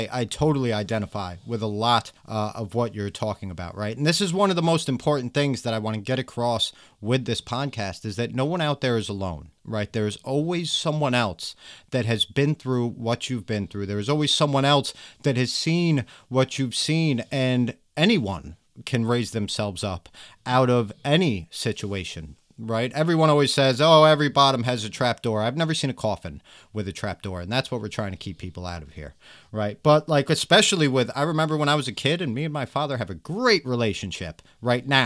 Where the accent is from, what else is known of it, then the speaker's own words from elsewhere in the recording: New York, United States; also born or lived in New Jersey; I come from New York